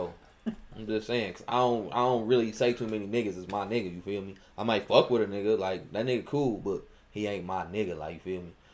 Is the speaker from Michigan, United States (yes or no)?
yes; Michigan, United States; I'm from Michigan. I'm all in Georgia.